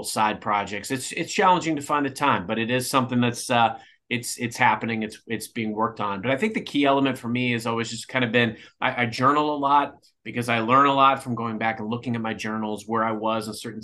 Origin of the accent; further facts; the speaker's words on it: Cape Girardeau, Missouri, United States; moved away as an adult; now in St. Louis, United States; I grew up in Cape Girardeau